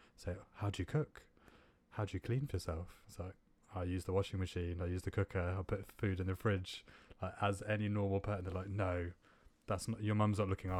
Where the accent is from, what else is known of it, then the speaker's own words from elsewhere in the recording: Vadodara, Gujarat, India; also born or lived in Bristol, United Kingdom / Northwest London, United Kingdom; now in United Kingdom; So I was obviously born and raised in India.